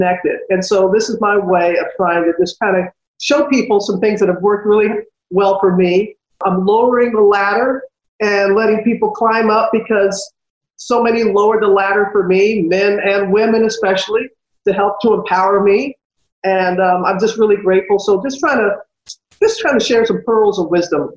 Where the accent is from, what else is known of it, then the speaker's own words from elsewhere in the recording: United States; my hometown was destroyed by Hurricane Katrina